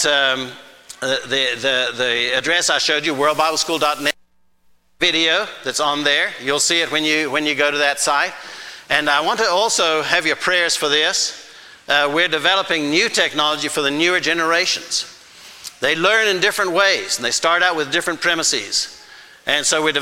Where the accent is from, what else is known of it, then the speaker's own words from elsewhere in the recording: Zimbabwe; first language Shona; English is a second language; now in United States; my home country, my first home country, Zimbabwe